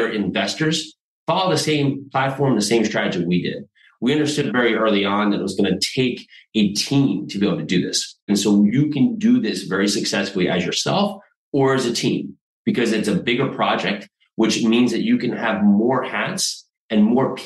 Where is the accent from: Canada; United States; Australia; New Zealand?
United States; New Jersey; moved away as an adult; also born or lived in New York City; now in Tennessee, United States; So I'm in Tennessee now. I grew up in New Jersey.